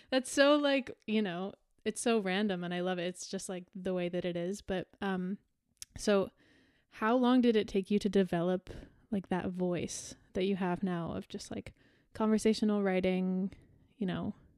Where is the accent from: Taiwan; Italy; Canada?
Canada; I'm Canadian